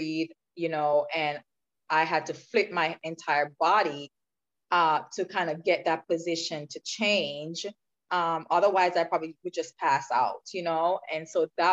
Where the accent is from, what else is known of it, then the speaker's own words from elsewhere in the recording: Clarendon, Jamaica; I grew up in a rural part of Jamaica called Clarendon. So I was born and raised in Jamaica.